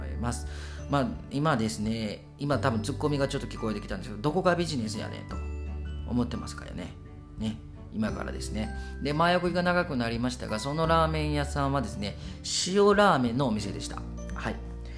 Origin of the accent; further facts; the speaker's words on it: Kobe, Hyogo, Japan; 私が出身があの兵庫県の神戸市垂水区というところ